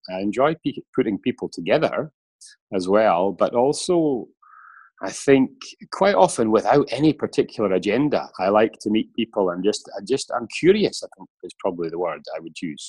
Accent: Scotland, United Kingdom; moved away as an adult; now in Switzerland; been away from my home country, Scotland, for 23 years.

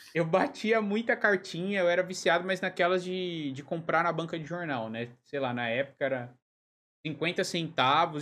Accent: São Paulo, Brazil; also born or lived in Lisbon, Portugal; now in Joinville, Brazil; Eu sou de São Paulo, mas eu moro em Joinville

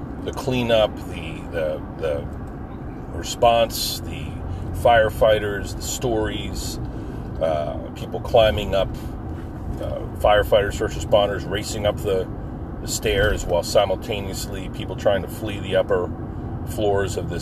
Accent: New Jersey, United States; I'm from New Jersey

